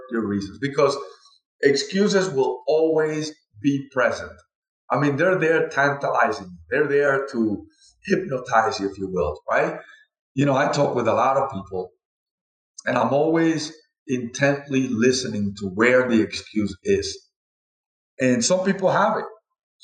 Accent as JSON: {"language": "English", "country": "Cuba", "also_born_or_lived": "Spain", "moved": "yes", "lives_now": "United States", "said": "I'm from Cuba, and, you know, my father was a doctor"}